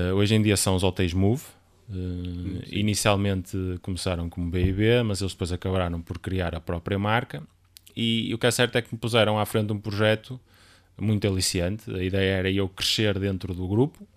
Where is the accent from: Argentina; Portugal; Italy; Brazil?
Portugal; Guimarães, Norte; now in Amarante, Portugal; nasci em Guimarães e vivi grande parte de lá, grande parte, assim, até cerca dos 18, 9 anos foi onde vivi.